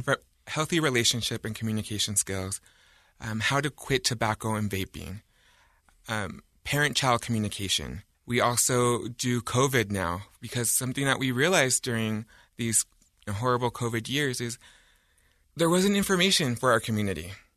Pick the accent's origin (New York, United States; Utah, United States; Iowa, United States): Utah, United States; I grew up in Utah County